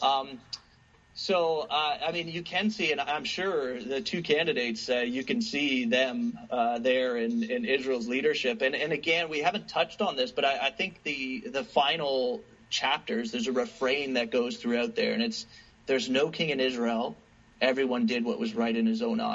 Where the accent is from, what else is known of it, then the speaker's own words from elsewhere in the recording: Canada; as a Canadian sitting on this side of the border